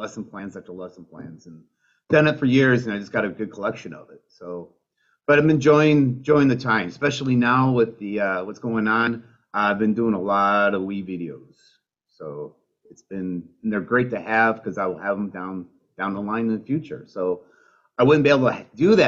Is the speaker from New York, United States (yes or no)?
no; Michigan, United States; moved away as an adult; I'm originally from Michigan. That's where I grew up.